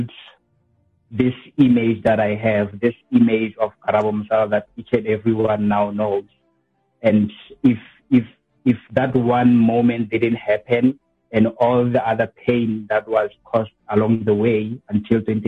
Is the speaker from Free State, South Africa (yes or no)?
yes; QwaQwa, Makgalong, Free State, South Africa; I was born in Free State, Kwakwa, specifically at Marakong.